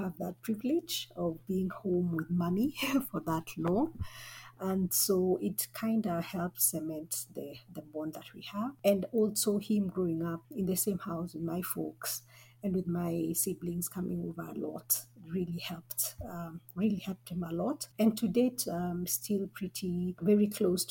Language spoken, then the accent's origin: English; Nairobi, Kenya; I'm from Nairobi, Kenya.